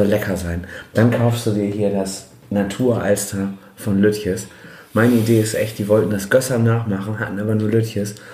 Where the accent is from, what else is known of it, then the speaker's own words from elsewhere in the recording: Bremen, Germany; Aber als Bremer hätte man es wahrscheinlich gesehen haben müssen.